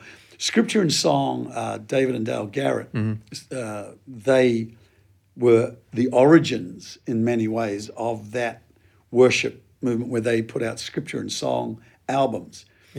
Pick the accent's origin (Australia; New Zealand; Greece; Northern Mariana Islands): New Zealand; I'm a Kiwi by origins, and we had a huge move of God in the 70s